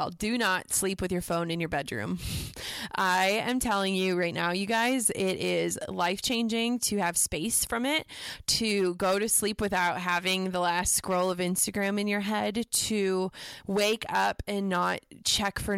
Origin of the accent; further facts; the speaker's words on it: Midwest, United States; And I think that growing up in the Midwest, you know, we we don't do humble brags.